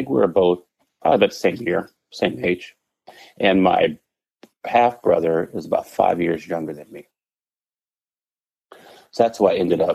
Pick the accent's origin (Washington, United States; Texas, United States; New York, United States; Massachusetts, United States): Texas, United States; San Antonio; also born or lived in Dallas, Texas / Indianapolis, Indiana; I grew up in San Antonio, Texas